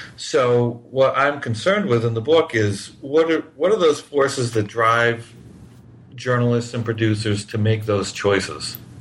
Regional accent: New Hampshire, United States; now in Miami, United States; I grew up in New Hampshire

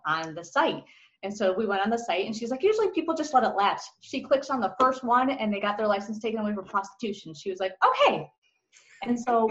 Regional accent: Chicago, Illinois, United States; moved away; I'm from Chicago originally

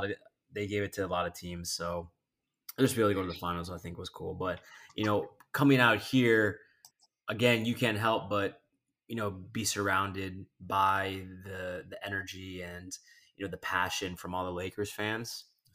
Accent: Philippines; I'm Filipino, so okay. I guess you can add a little bit of the Hispanic flair to it if you'd like.

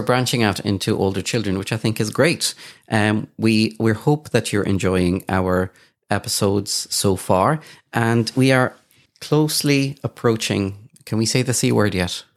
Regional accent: Kuwait; moved away; I grew up in Kuwait

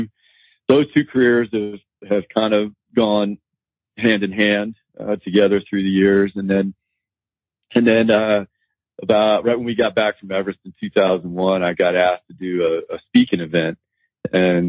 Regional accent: United States; moved away; also born or lived in Colorado; I grew up in the Blue Ridge Mountains of North Carolina and Virginia

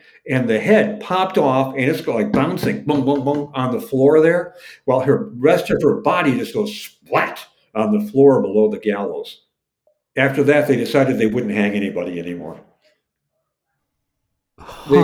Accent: Detroit, Michigan, United States; I grew up in the Detroit area

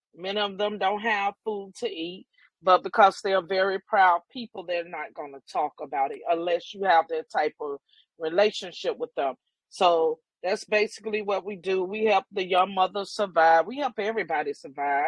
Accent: the Carolinas, United States; moved away; I am originally from the Carolinas

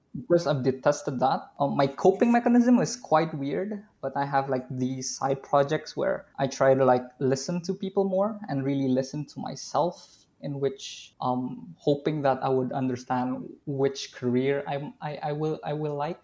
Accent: Indonesia; I am from Indonesia

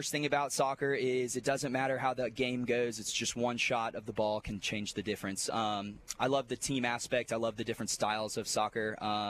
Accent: Fort Worth, Texas, United States; moved away as an adult; also born or lived in Houston, Texas; now in Mobile, United States; I grew up in Fort Worth, Texas, and coached at a school in Houston, Texas for about 6 years.

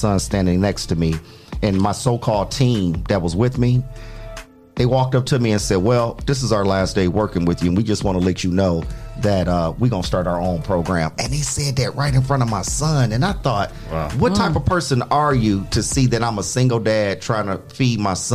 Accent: Louisville, Kentucky, United States; now in Toledo, United States; I come from Louisville

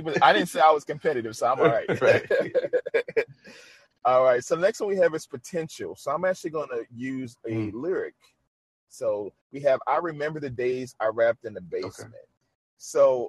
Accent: New Orleans, Louisiana, United States; He's from my home city. I'm from New Orleans

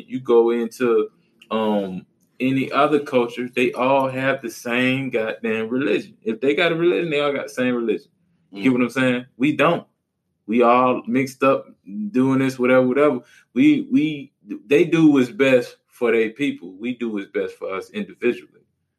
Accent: New Orleans, Louisiana, United States; Yeah, like if I said, yo, I'm from New Orleans, what's the first thing you're going to think?

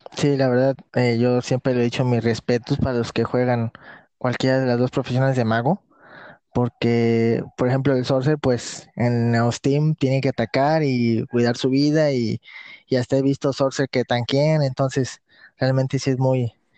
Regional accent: Tampico, Tamaulipas, Mexico; Sí, soy del estado de Tamaulipas, eh, de la ciudad llamada Tampico.

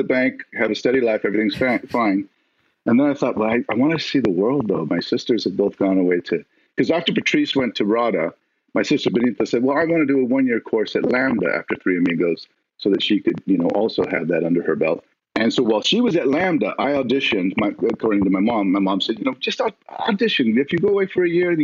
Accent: Albuquerque, New Mexico, United States; I'm from Albuquerque, New Mexico. I was raised on a ranch

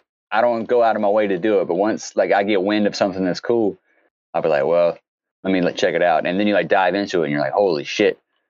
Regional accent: the South, United States; because I grew up in the South

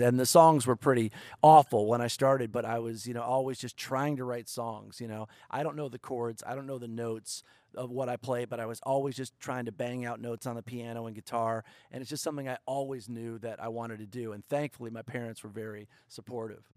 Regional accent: Detroit, Michigan, United States; moved away; I was raised in the home of country music, Detroit, Michigan. So I grew up in Detroit

